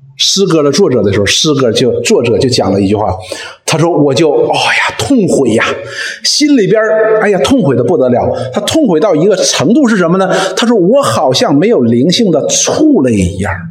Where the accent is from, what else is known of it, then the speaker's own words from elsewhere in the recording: Northeast China, China; 我们东北人